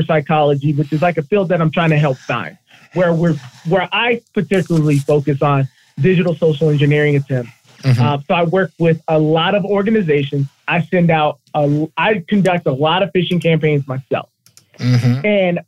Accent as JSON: {"language": "English", "region": "Colorado", "country": "United States", "tie": "born or raised there", "said": "I was born and raised in Colorado"}